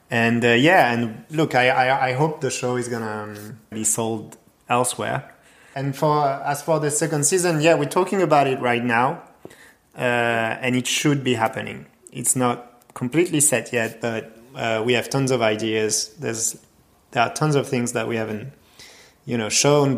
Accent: Strasbourg, Grand Est, France; I grew up in Strasbourg

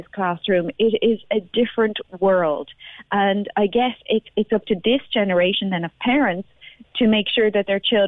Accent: Dublin, Leinster, Ireland; growing up in South Dublin

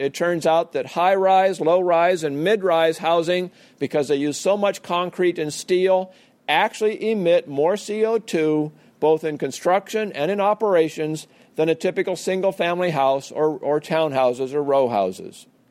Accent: Portland, Oregon, United States; I couldn't see Mount Hood from my hometown of Portland, Oregon

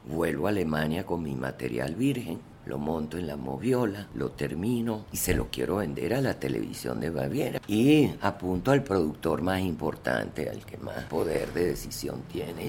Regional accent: Caracas, Capital District, Venezuela; accent: Venezuelan (Caracas); moved away as an adult; also born or lived in Germany; mi acento venezolano. Conchale, Caracas, tú hablas como los caraqueños

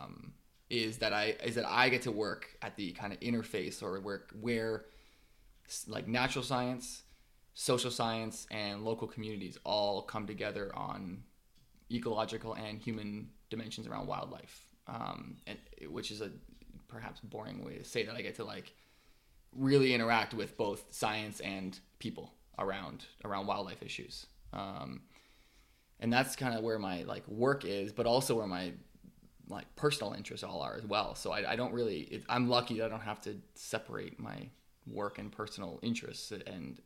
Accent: Ontario, Canada; But I'm from Ontario, so I grew up in Ontario

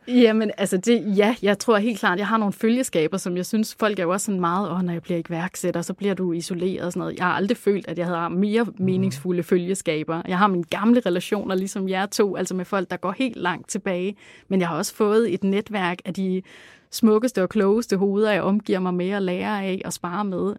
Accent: Langeland, Southern Denmark, Denmark; vokse op på Langeland, og hvor jeg voksede op i sådan et sådan lidt, øh, hippieagtigt hjem

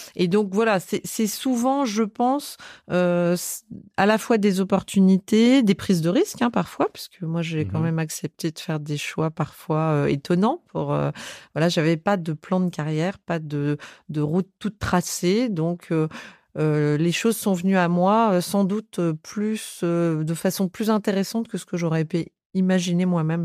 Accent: Bordeaux, Nouvelle-Aquitaine, France; moved away; je suis née à Bordeaux

